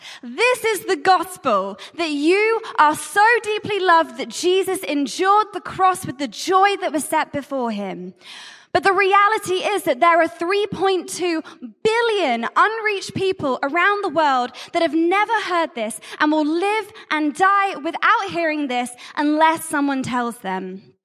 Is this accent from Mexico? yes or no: no; Jersey; I'm from Jersey, and I'm the Catch the Fire Global Director of Missions.